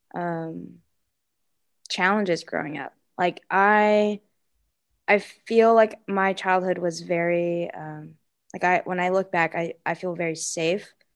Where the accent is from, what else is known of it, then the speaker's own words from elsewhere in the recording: Seattle, Washington, United States; I grew up in Seattle, Washington.